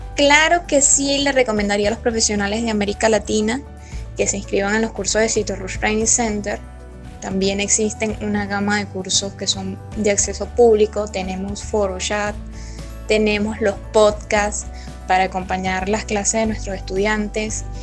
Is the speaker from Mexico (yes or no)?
no; Venezuela; Soy venezolana